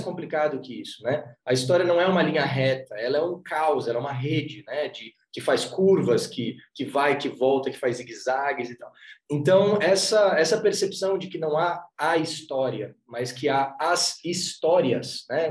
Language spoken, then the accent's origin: Portuguese; Florianópolis, Santa Catarina, Brazil; Eu, eu sou de Floripa